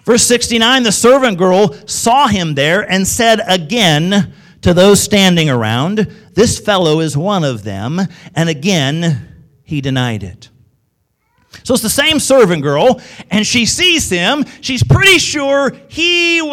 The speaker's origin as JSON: {"language": "English", "region": "Midwest", "country": "United States", "said": "in the Midwest, typically, we think we talk right, and everybody else has the accents. That's what us in the Midwest think"}